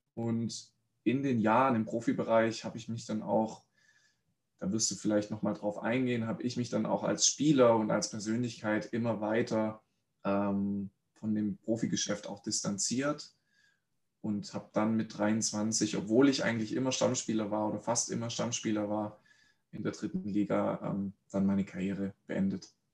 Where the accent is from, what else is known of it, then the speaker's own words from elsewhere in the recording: Reutlingen, Baden-Württemberg, Germany; Ich bin in Reutlingen aufgewachsen